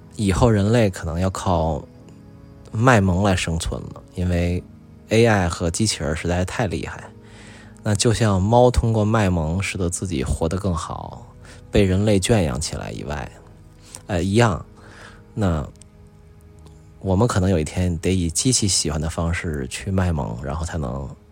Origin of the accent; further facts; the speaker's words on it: China; “说，哎，你们是中国人吗？”然后我就一看，我说：“对啊，我说我们是啊。”